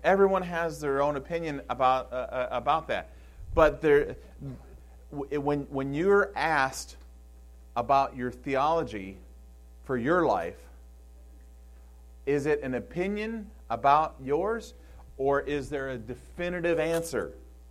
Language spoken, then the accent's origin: English; Michigan, United States; I come from Michigan, and on the Detroit River, it takes almost 10 miles for a freighter just to slow down from going full speed.